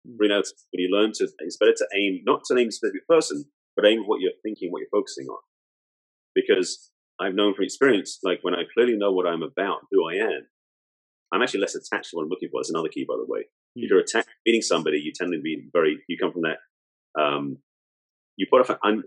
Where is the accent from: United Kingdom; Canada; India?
United Kingdom; England; moved away as an adult; now in United States; I'm English, I was out here in the States at the time.